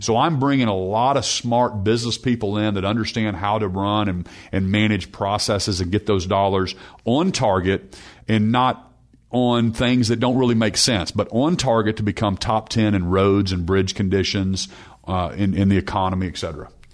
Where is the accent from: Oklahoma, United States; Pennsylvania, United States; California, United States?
Oklahoma, United States; Norman; I, I grew up in Norman, the son of a, of a pastor